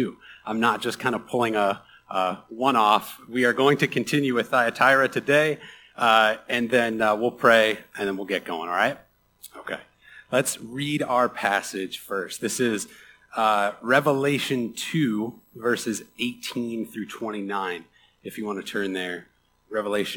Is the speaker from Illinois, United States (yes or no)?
yes; Chicago, Illinois, United States; I am from Chicago. I reign from the Midwest. It runs deep in my blood. And as a Midwesterner, and specifically a Chicagoan